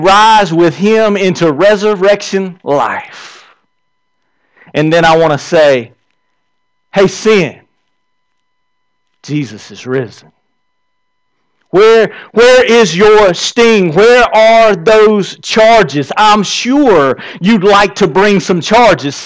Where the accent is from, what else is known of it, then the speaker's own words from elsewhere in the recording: the South, United States; I'm from the South. Around here, we say, hey.